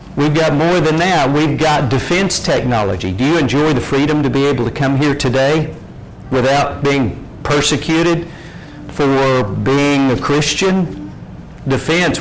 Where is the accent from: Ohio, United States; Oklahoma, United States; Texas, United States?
Oklahoma, United States; Lindsay; When I was a kid growing up in Lindsay, Oklahoma